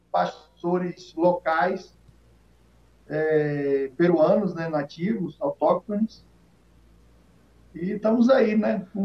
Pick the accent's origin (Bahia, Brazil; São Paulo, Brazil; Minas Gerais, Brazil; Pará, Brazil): Bahia, Brazil; accent: Baiano; Mas o sotaque do, da Bahia é não perde, não.